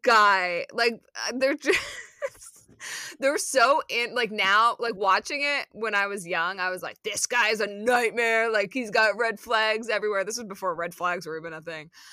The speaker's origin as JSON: {"language": "English", "town": "Philadelphia", "region": "Pennsylvania", "country": "United States", "tie": "born or raised there", "moved": "yes", "lives_now": "New York, United States", "said": "growing up in Philly"}